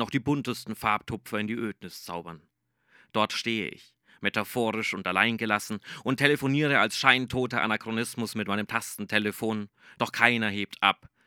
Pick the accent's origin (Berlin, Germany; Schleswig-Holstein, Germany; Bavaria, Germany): Bavaria, Germany; Nuremberg; einmal sitze ich in der überfüllten U-Bahn meiner Heimatstadt Nürnberg